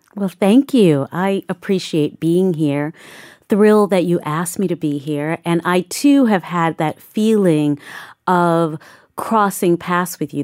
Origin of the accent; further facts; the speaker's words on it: New York City, New York, United States; I grew up in Southeast Queens, in Saint Albans, Queens